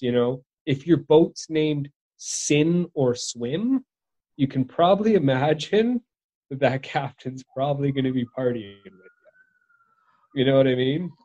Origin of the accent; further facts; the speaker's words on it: Victoria, British Columbia, Canada; my hometown's named after the Queen, Queen Victoria.